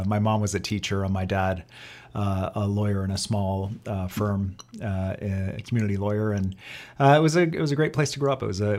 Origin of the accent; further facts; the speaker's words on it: Kitchener, Ontario, Canada; also born or lived in Etobicoke; now in British Columbia, Canada; And I grew up in a town in southwestern Ontario called Kitchener, Ontario.